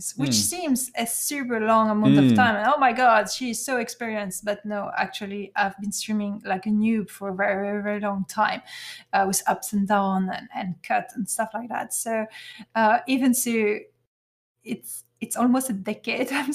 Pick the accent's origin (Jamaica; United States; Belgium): Belgium; first language French; English is a second language; I'm from Belgium